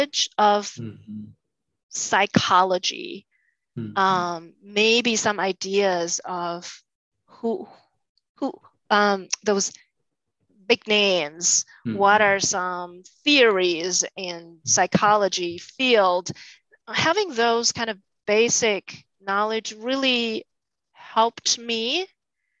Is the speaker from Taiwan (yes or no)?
yes; Taiwan; moved away as an adult; now in United States; I was born and raised in Taiwan